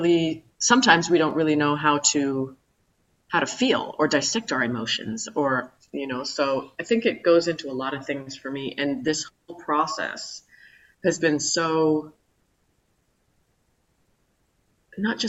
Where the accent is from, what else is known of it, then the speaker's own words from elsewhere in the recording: Calgary, Alberta, Canada; moved away; also born or lived in New York; I was born and raised in Calgary, Alberta, on the west side in the mountains.